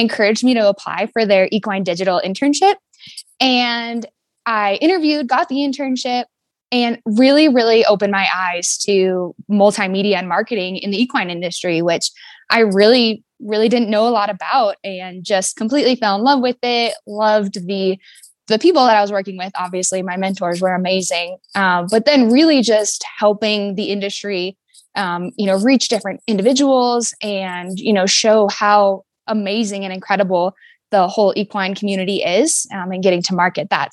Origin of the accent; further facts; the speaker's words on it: Fairbanks, Alaska, United States; I'm from Fairbanks, Alaska, um, born and raised